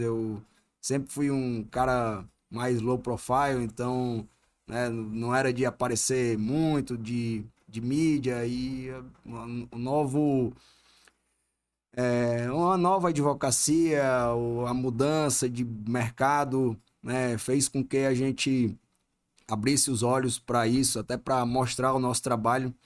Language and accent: Portuguese; Ceará, Brazil; moved away as an adult; also born or lived in Juazeiro do Norte / Barbalha / Fortaleza; now in Manaus, Brazil; eu nasci no interior do Ceará, nasci em Juazeiro do Norte, morei em Barbalho, no interiorzinho mesmo, quase na divisa com Pernambuco. E aí, quando meus pais se separaram, eu tinha uns 9 anos de idade, é, fomos embora para Fortaleza